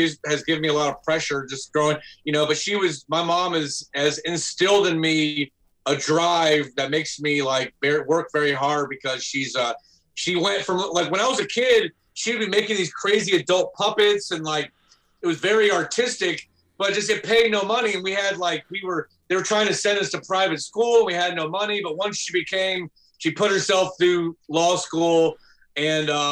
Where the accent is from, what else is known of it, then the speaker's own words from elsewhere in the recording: Atlanta, Georgia, United States; moved away as an adult; also born or lived in New York; growing up in Atlanta, we grew up in kind of a very, as a lot of people would call, hood neighborhood